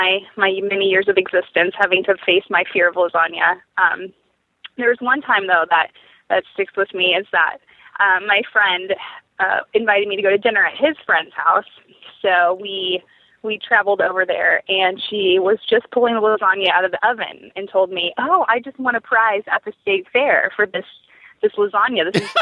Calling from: Missoula, Montana, United States; I am calling from Missoula, Montana.

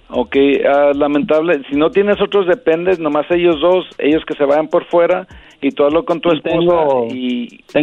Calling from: Memphis, Tennessee, United States; Eh, de Memphis, Tennessee.

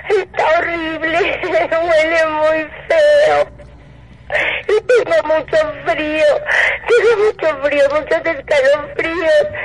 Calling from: Coyoacán, Mexico City, Mexico; aquí, cerca de, de un museo en Coyoacán, pero no les quiero decir dónde estoy

